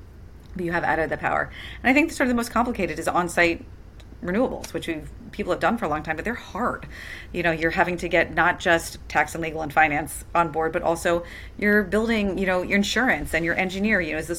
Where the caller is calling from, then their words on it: Santa Monica, California, United States; For example, where I'm beaming in from Santa Monica, we are on 100% renewable power tariff through the Clean Power Alliance with the Community Choice.